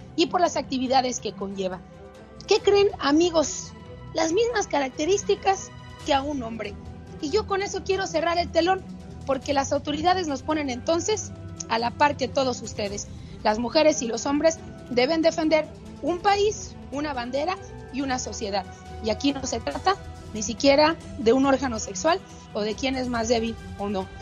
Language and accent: Spanish; Mexico; mi país